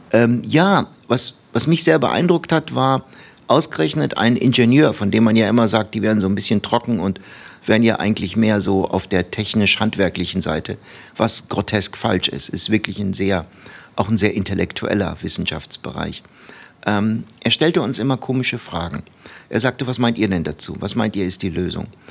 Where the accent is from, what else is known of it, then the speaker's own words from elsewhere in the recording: Baden-Baden, Baden-Württemberg, Germany; also born or lived in Turkey; now in Bochum, Germany; wir sind äh, von der Türkei nach Deutschland umgezogen. Da war ich, ich glaube, so fünfeinhalb. Mhm. Und so mit sechseinhalb kam ich dann in Deutschland in die Grundschule. Das war in Baden-Baden.